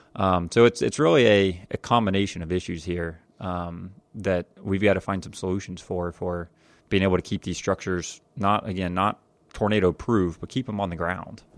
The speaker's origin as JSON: {"language": "English", "town": "Jacksonville", "region": "Florida", "country": "United States", "tie": "born or raised there", "said": "growing up in Jacksonville, Florida"}